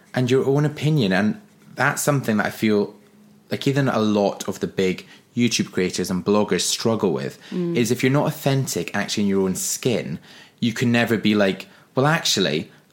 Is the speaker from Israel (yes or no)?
no; Forres, Scotland, United Kingdom; accent: Scottish; also born or lived in Glasgow; now in London, United Kingdom; I'm from Forres in the northeast of Scotland, 30 miles east of Inverness, between Inverness and Aberdeen